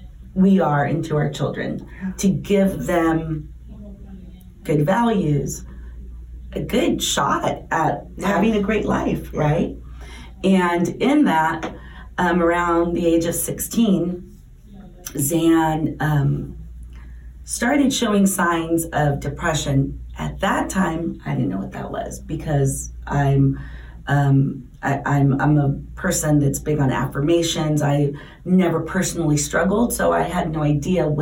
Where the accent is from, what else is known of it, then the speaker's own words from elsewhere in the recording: San Diego, California, United States; moved away as an adult; now in Arizona, United States; We're born and raised in San Diego